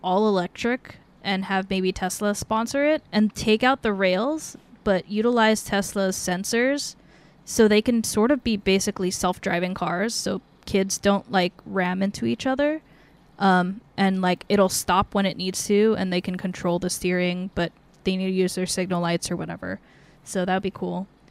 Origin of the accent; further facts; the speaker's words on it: Northern California, United States; we're from NorCal